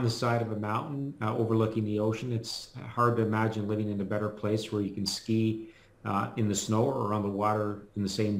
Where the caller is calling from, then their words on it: Vancouver, British Columbia, Canada; Vancouver, Canada.